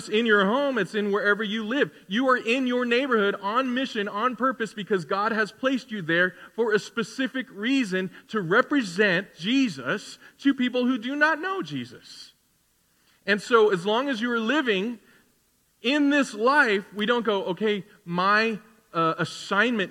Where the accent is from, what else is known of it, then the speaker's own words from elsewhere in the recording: United States; we're Christians who happen to be Americans